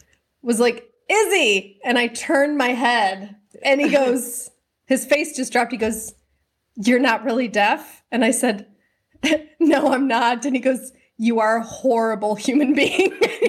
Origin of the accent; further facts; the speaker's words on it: Manly, New South Wales, Australia; I'm from Manly.